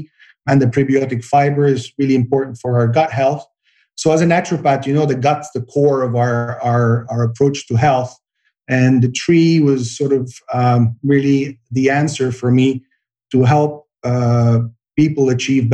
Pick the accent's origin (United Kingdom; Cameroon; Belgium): Belgium; now in Santa Barbara, United States; I grew up in Belgium